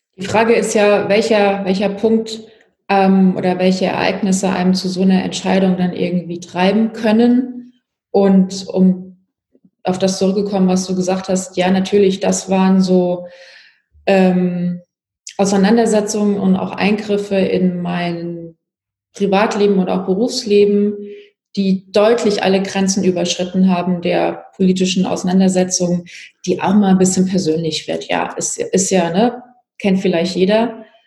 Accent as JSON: {"language": "German", "town": "Pirmasens", "region": "Rhineland-Palatinate", "country": "Germany", "tie": "born or raised there", "moved": "yes", "lives_now": "Hamburg, Germany", "said": "Ich bin ja in der Pfalz aufgewachsen, habe in Pirmasens Abi gemacht"}